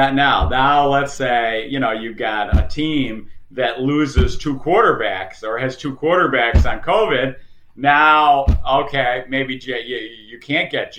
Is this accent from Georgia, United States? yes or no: no; Buffalo, New York, United States; I was born and raised in Buffalo